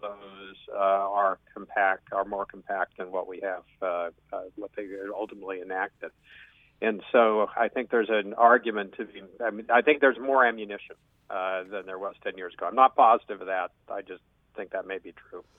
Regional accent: Illinois, United States; moved away; I'm from Illinois.

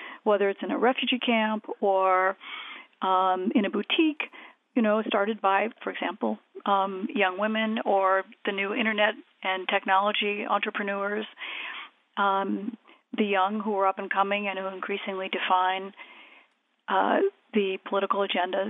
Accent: United States; I'm an American

